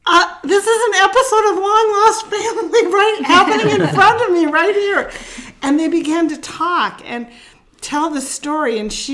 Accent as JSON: {"language": "English", "town": "Lodi", "region": "California", "country": "United States", "tie": "born or raised there", "moved": "yes", "lives_now": "St. Paul, United States", "said": "I'm originally from Lodi, where this kitchen is."}